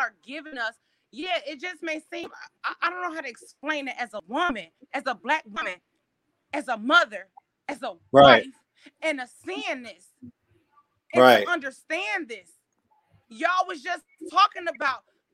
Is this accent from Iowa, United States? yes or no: no; Chicago, Illinois, United States; I'm from Chicago